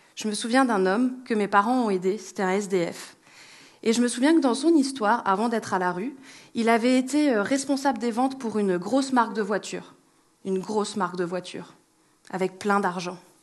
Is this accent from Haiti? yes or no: no; France; en tant que bon Français